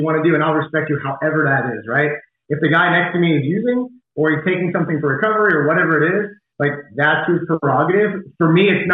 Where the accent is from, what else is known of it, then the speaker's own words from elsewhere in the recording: Nashville, Tennessee, United States; played baseball growing up in Nashville, Tennessee, which is where I'm from, kind of raised there